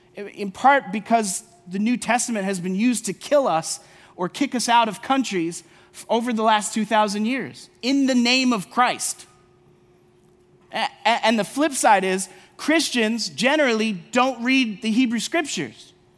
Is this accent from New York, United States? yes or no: yes; New York, United States; I'm from New York